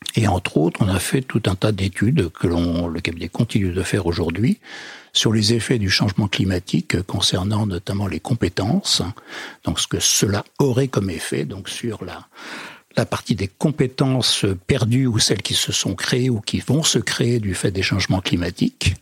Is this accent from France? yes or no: yes; western France, France; je suis plutôt originaire de l'ouest de la France